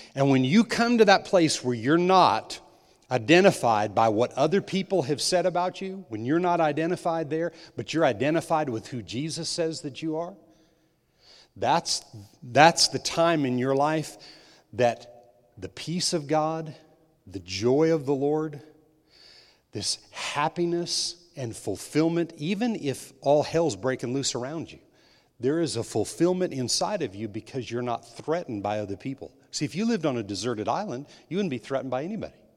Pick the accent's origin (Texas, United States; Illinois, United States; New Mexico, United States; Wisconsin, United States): New Mexico, United States; I was raised in New Mexico